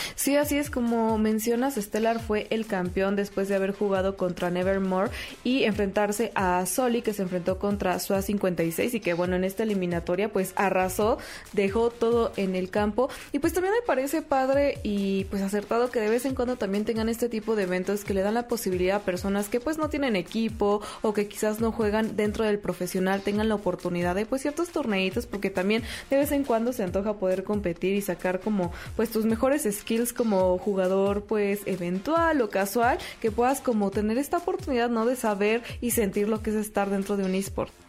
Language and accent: Spanish; Mexico; nosotros como mexicanos y como latinoamericanos